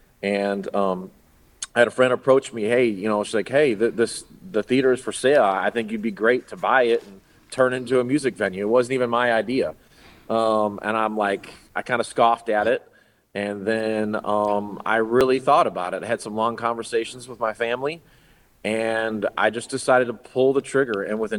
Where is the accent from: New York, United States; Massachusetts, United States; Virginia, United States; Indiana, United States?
Indiana, United States; Hobart; You know, I grew up here in Hobart. I was born and raised in Hobart, pretty much lived here almost all my life at this point, which is 44 great years. But I went to Hobart High School.